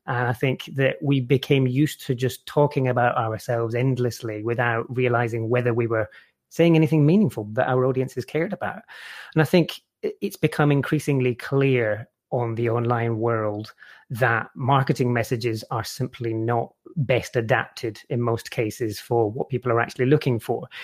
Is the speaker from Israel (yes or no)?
no; Scotland, United Kingdom; where I grew up in Scotland